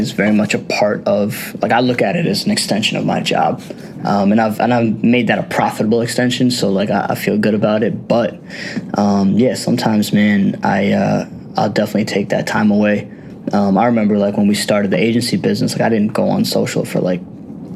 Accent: United States; I was conceived in India and I was born here

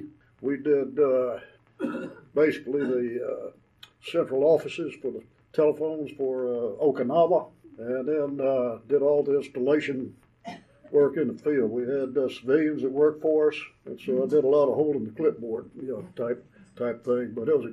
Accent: Atlanta, Georgia, United States; I grew up in Buckhead, North Fulton High School, and University of Georgia after that, and then the Marine Corps in 60.

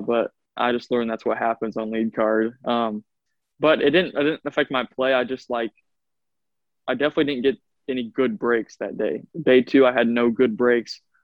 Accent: Iowa, United States; I'm from Iowa.

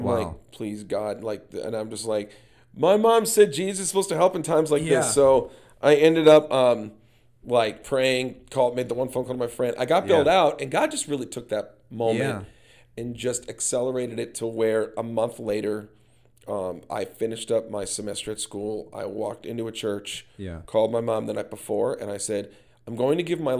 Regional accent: Minnesota, United States; I said, well, I've lived a lot of places, but I'm originally from Minnesota. Love it. Small community.

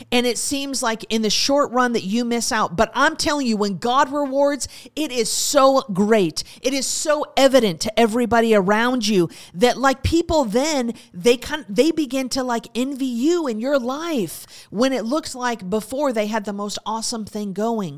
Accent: United States; As Americans

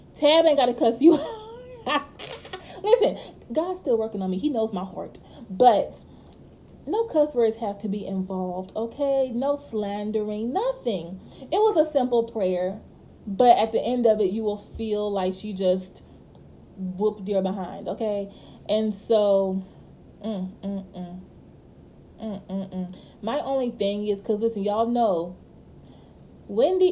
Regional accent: Louisiana, United States; I'm from Louisiana

